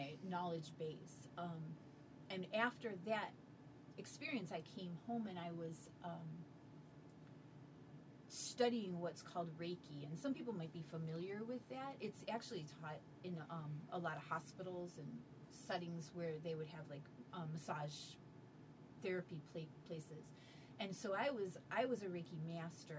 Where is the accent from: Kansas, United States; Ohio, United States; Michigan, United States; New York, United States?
Ohio, United States; Cleveland; I was raised in Cleveland